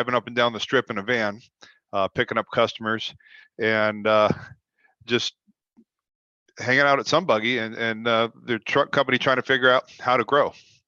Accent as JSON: {"language": "English", "town": "Toronto", "region": "Ontario", "country": "Canada", "also_born_or_lived": "Florida / California / Colorado / Washington", "lives_now": "Las Vegas, United States", "said": "I've lived in previously Florida, California, Colorado, Washington, Montana, and I'm originally from Toronto, Canada."}